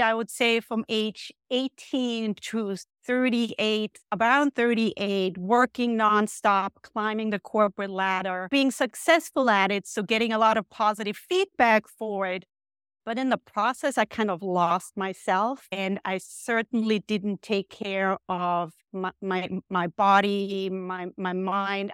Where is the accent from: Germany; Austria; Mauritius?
Austria; moved away as an adult; now in United States; I grew up in Austria